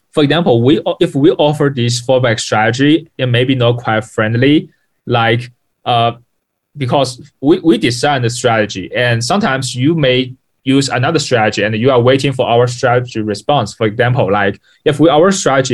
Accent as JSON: {"language": "English", "town": "Ningbo", "region": "Zhejiang", "country": "China", "tie": "born or raised there", "second_language": "English", "said": "I'm born from Ningbo, Zhejiang, China. Yeah, it's a city south of the Shanghai."}